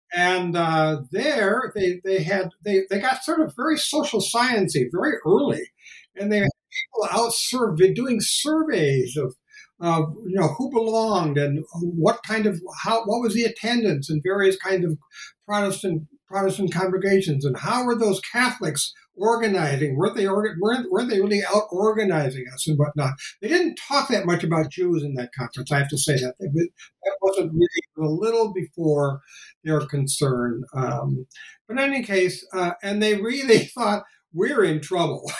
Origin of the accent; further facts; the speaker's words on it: Hector, Minnesota, United States; moved away as an adult; also born or lived in Bakersfield, California / Chicago, Illinois / New Haven, Connecticut; I grew up in Hector, Minnesota.